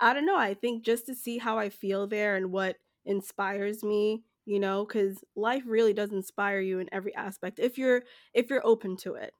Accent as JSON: {"language": "English", "country": "Jamaica", "moved": "yes", "lives_now": "United States", "said": "I'm from Jamaica"}